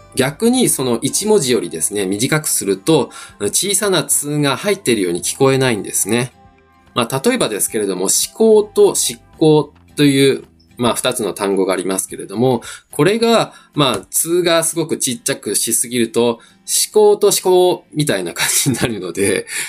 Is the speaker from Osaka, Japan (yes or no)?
yes; Osaka, Japan; first language Japanese; 自分もですね、あの、大阪出身